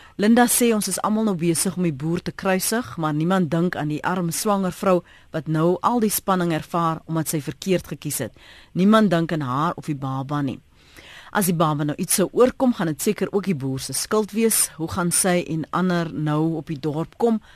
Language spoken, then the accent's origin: Afrikaans; South Africa; ons as Suid-Afrikaners